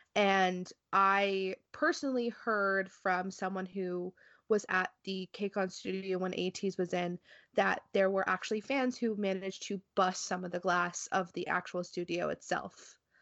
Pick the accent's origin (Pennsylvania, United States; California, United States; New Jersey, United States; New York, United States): New Jersey, United States; I am from New Jersey